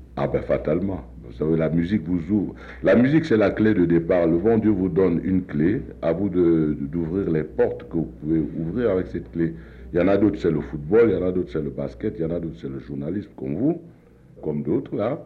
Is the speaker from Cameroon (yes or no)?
yes; Cameroon; je suis africain, plus loin, je suis camerounais